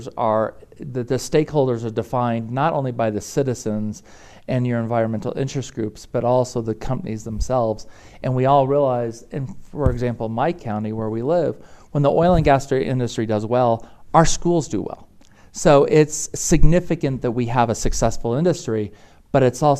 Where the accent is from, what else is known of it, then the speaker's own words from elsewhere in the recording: Jackson, Wyoming, United States; I grew up in Jackson Hole, so I'm very blessed to have been right underneath the Grand Tetons